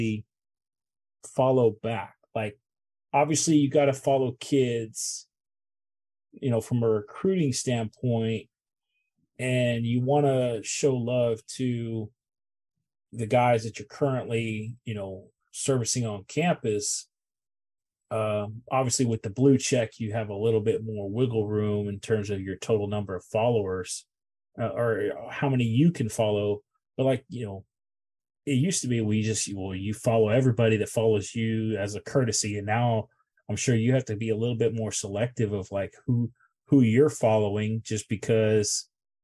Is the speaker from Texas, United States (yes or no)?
yes; Houston, Texas, United States; I grew up in Houston.